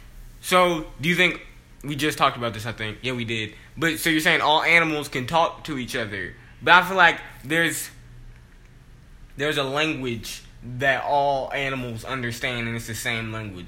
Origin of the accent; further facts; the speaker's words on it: United States; I was raised in the United States of America and you get a certain accent.